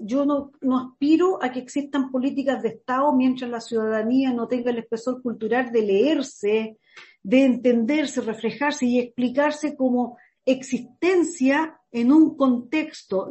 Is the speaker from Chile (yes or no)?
yes; Chile; nosotros como chilenos